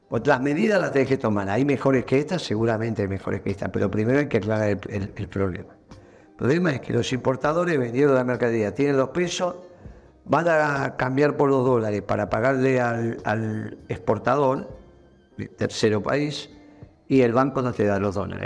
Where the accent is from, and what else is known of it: Argentina